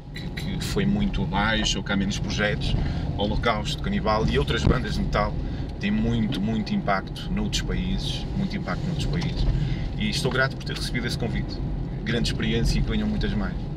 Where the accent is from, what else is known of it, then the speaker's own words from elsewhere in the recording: Porto, Norte, Portugal; eu sou do Porto, vivo no Porto